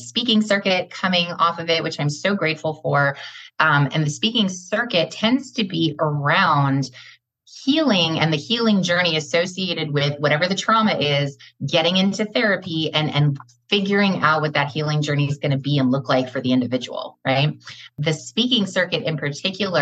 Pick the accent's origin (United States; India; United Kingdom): United States; Los Angeles, California; also born or lived in Gainesville, Georgia / Greater Metro Atlanta, Georgia; now in Atlanta, United States; I was born and raised in West Los Angeles, but relocated to the Gainesville, Georgia area